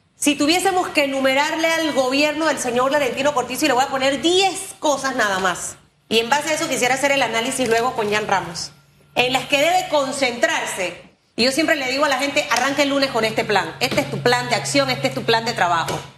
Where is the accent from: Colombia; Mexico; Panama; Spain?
Panama; also born or lived in Panamá Norte; a todos los panameños nos vaya bien